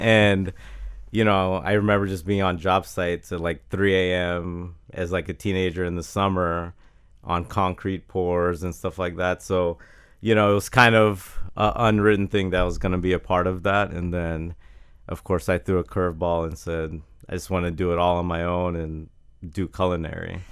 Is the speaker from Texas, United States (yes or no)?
no; Jacksonville, Florida, United States; I grew up in Jacksonville with the, uh, Florida, Georgia, uh, game